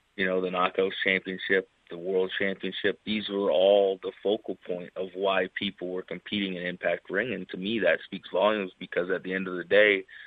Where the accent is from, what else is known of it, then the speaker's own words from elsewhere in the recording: Canada; growing up in Canada, it was a little bit difficult to kind of break out of Canada's scene